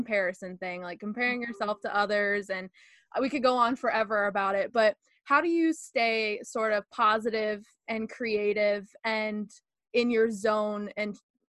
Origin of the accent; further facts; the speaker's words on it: Northern US, United States; accent: Northern; here in America, we have so many different accents too. Like, I'm Northern, so people say I have an accent